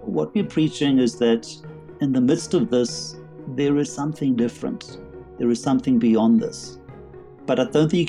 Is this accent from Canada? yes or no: no; Durban, KwaZulu-Natal, South Africa; moved away as an adult; also born or lived in London / Berkeley, California / Soweto; now in Johannesburg, South Africa; despite my accent, I actually am South African. So I was born in Durban on the seaside, studied there, went to university